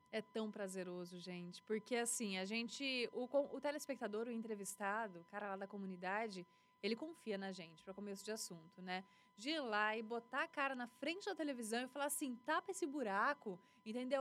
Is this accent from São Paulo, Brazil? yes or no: yes; Presidente Prudente, São Paulo, Brazil; also born or lived in Lins / Catanduva / Paraguaçu Paulista; cresci aqui, desde 96 até agora